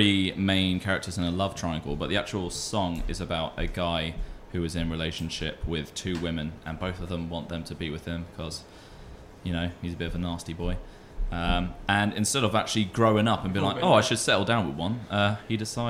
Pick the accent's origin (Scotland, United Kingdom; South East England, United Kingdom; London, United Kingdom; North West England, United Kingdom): South East England, United Kingdom; Folkestone; I'm from Folkestone. I grew up in a little village, Saltwood